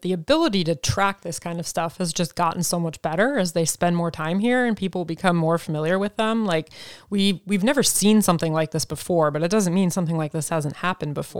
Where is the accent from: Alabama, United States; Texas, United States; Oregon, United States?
Oregon, United States; growing up in Oregon